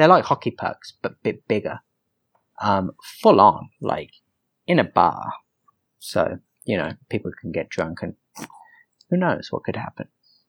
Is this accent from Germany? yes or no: no; England, United Kingdom; moved away; I'm English, man.